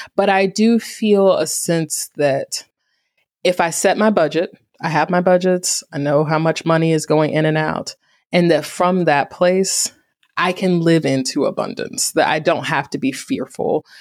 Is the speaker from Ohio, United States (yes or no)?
no; Greensboro, North Carolina, United States; Greensboro, my hometown